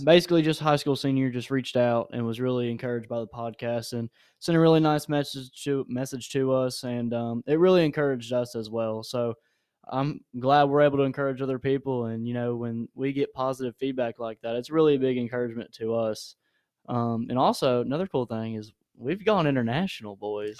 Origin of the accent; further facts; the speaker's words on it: Nashville, Tennessee, United States; moved away as an adult; I'm from Nashville